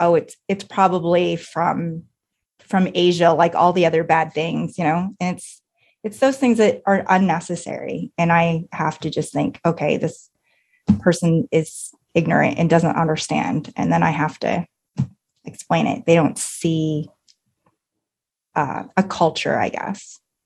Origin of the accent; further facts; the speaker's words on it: Canada; I am Asian Canadian. I mean, that's my heritage.